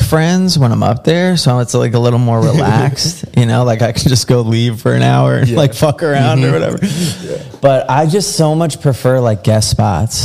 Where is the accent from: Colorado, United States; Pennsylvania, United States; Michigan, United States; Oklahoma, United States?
Pennsylvania, United States; Philadelphia; moved away; I grew up around Philly